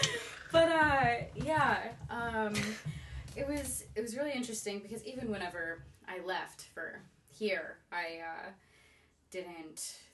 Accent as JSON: {"language": "English", "town": "Hot Springs Village", "region": "Arkansas", "country": "United States", "tie": "born or raised there", "also_born_or_lived": "Mexico / California", "said": "So I grew up in Hot Springs Village, Arkansas. So okay. That means that I grew up in the largest retirement village in the United States."}